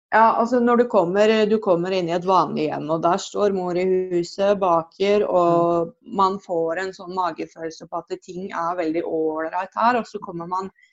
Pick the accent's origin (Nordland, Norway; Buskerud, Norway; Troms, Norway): Buskerud, Norway; Drammen; jeg vokste opp på Fjell i Drammen sammen med mamma og to brødre